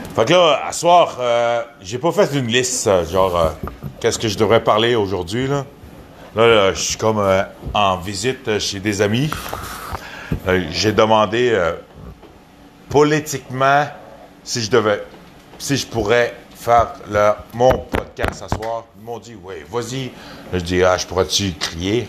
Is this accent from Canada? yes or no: yes; Quebec, Canada; je viens de Québec.